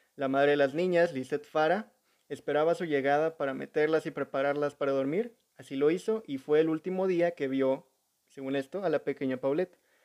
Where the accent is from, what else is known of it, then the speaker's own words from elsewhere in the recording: Mexico; uno como mexicano